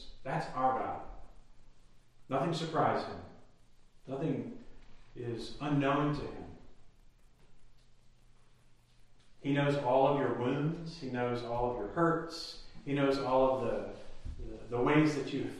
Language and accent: English; Texas, United States; now in Tennessee, United States; I'm a Texan, you'd think it's in my blood, but it doesn't seem to be